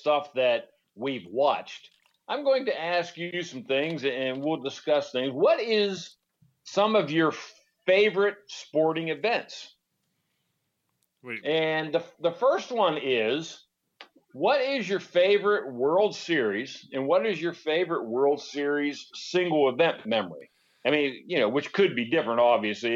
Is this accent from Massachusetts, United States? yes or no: no; Western Pennsylvania, United States; we're from Western PA, so we're Pirates fans